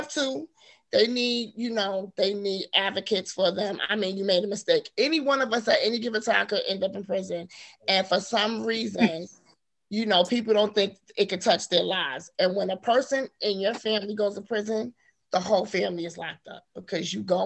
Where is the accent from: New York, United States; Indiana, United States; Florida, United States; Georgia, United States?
New York, United States; New York City; I was born and raised in Harlem, New York. So that's where I'm from